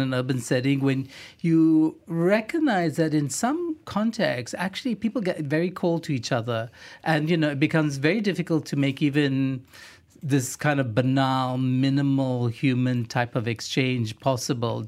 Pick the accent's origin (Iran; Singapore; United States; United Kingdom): Singapore; moved away as an adult; now in Kuala Lumpur, Malaysia; I grew up in Singapore, at least my teenage years.